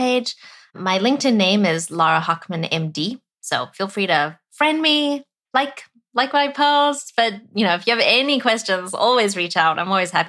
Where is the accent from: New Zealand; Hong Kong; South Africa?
South Africa; moved away; I was born and raised in South Africa